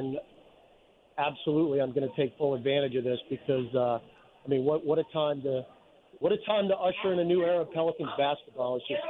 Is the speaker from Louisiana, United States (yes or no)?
yes; New Orleans, Louisiana, United States; this is my hometown